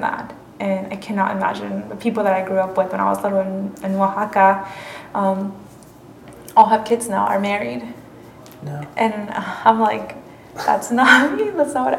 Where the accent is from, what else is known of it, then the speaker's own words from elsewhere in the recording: North Carolina, United States; first language Spanish; English is a second language; also born or lived in Mexico; we're all from North Carolina